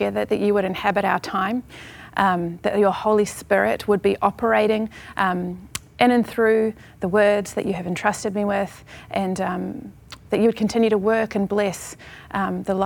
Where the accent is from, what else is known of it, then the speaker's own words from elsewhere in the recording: Lower Hutt, Wellington, New Zealand; moved away; I grew up in Lower Hutt, New Zealand